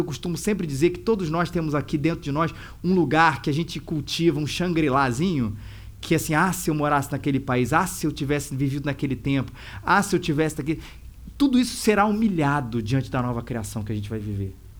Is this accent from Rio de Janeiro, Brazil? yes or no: yes; Rio de Janeiro, Brazil; falando como cariocas orgulhosos